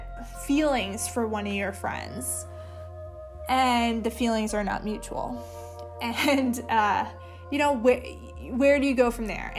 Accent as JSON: {"language": "English", "region": "East Coast", "country": "United States", "moved": "as an adult", "lives_now": "West Coast, United States", "said": "originally I'm from the East Coast but have moved to the West Coast after I got married."}